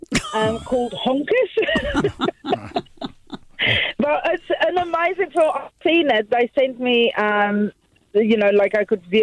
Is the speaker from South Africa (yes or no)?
yes; South Africa; moved away as an adult; now in New Zealand; I lived in South Africa until I was 31 years old, supporting the Springboks, and then I moved to New Zealand